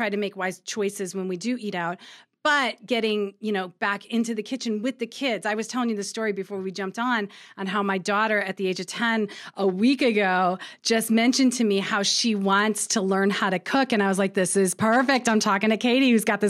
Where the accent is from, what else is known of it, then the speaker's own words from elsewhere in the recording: Ohio, United States; I'm from Ohio